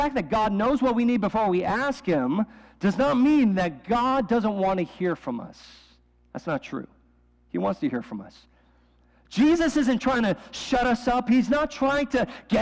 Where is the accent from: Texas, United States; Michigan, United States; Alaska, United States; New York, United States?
New York, United States; New York City; moved away; I grew up in New York City. Like, that was like every weekend, my friends and I would take the Staten Island Ferry into the subway